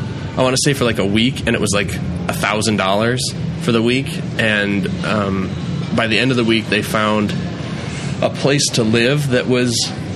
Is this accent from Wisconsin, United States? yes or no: yes; Sun Prairie, Wisconsin, United States; also born or lived in Chicago, Illinois; now in Madison, United States; I'm an East Side boy. My whole life, I grew up in Sun Prairie, and I actually just moved. I got married in June and moved to Midvale.